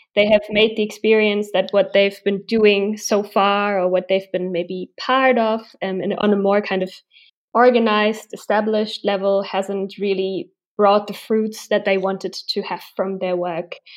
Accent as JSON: {"language": "English", "region": "Berlin", "country": "Germany", "said": "I live and I'm from Berlin"}